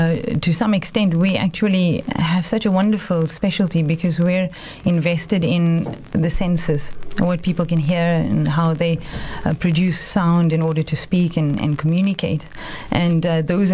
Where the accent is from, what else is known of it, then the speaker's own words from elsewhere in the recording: Durban, KwaZulu-Natal, South Africa; moved away as an adult; also born or lived in Johannesburg; now in Cape Town, South Africa; I was born in Durban, and I went to high school there and then studied in Johannesburg at Wits. And I then came to Cape Town